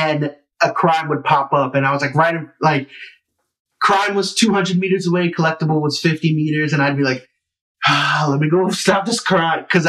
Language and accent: English; New York City, New York, United States; I felt like I was saving my hometown. Yeah. I felt like I was saving Harlem